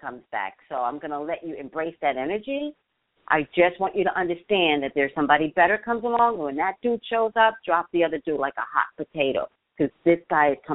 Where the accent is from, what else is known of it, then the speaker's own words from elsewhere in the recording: New York City, New York, United States; now in Los Angeles, United States; I'm a native New Yorker, Staten Island.